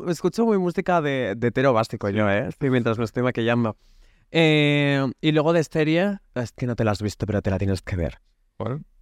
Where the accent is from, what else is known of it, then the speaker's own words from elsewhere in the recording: Basque Country, Spain; yo Soy vasco